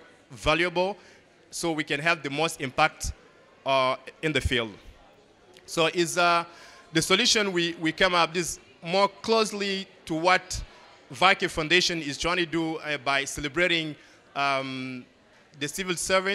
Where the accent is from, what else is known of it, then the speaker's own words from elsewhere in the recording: Mali; now in Bamako, Mali; Growing up in Mali, one of the poorest countries in Africa and in the world, of course, and rural area